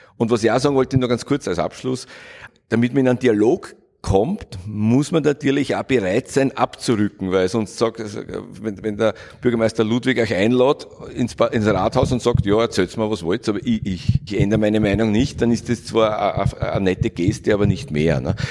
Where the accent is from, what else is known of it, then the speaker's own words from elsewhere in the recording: Vienna, Austria; Ich bin in Kagran aufgewachsen